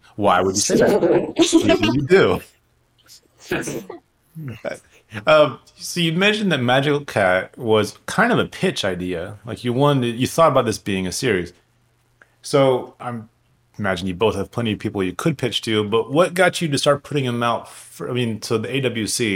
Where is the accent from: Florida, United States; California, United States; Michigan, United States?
California, United States; Orange County; moved away; I grew up in Orange County